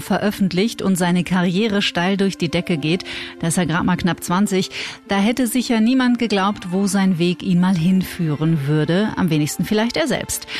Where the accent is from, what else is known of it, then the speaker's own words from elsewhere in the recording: North Rhine-Westphalia, Germany; Und ich komme aus Nordrhein-Westfalen und dort wird man automatisch eigentlich in der Regel evangelisch getauft